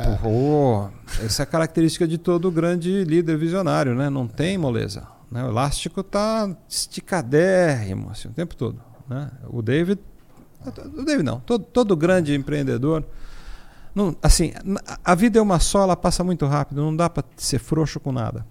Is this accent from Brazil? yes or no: yes; São Paulo, Brazil; eu sou natural aqui de São Paulo, lá do bairro do Ipiranga